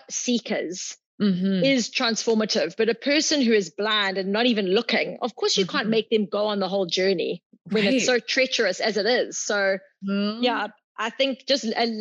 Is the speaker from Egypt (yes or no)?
no; South Africa; moved away as an adult